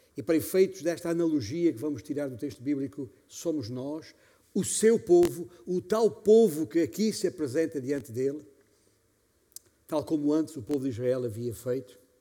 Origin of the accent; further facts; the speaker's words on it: Beja, Alentejo, Portugal; moved away; lá na minha igreja, em Beja, de onde venho